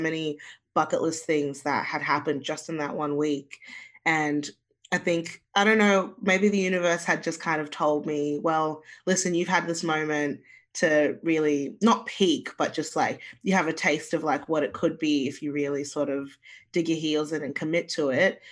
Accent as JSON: {"language": "English", "country": "Australia", "tie": "born or raised there", "also_born_or_lived": "Zimbabwe", "said": "and then we moved to Australia"}